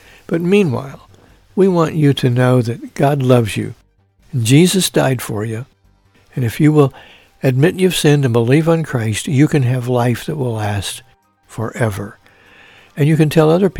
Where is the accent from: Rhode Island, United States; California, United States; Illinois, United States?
Illinois, United States; Mount Carmel; now in Evansville, United States; my hometown of Mount Carmel, Illinois